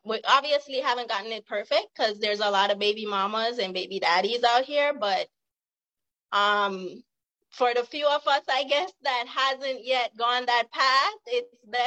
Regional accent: Jamaica; now in California, United States; I'm from the hood in Jamaica

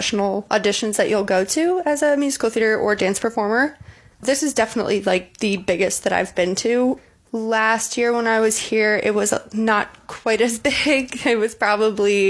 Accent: the Chicago suburbs, Illinois, United States; moved away as an adult; now in Muncie, United States; I'm from the Chicago suburbs

